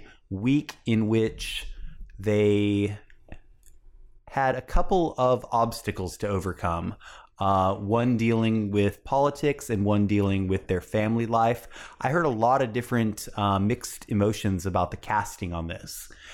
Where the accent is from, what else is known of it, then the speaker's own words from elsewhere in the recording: Oregon, United States; my home state.